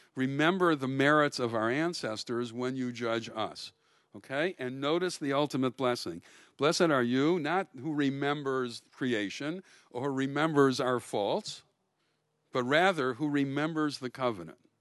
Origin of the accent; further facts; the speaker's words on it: Milwaukee, Wisconsin, United States; I grew up in Milwaukee